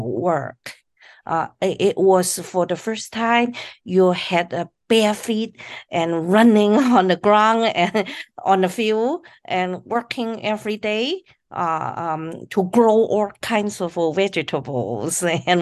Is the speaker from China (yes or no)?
yes; China; moved away; I was born in China in the 50s, early 50s